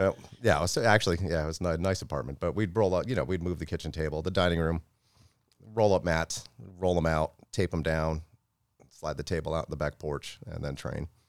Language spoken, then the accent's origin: English; Florida, United States; also born or lived in Tampa, Florida; I grew up in Florida